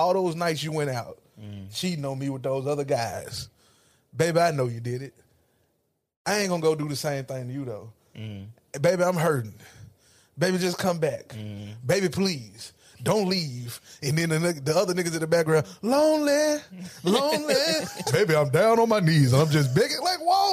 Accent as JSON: {"language": "English", "town": "Ripley", "region": "Tennessee", "country": "United States", "moved": "as an adult", "lives_now": "Nashville, United States", "said": "I'm from Ripley"}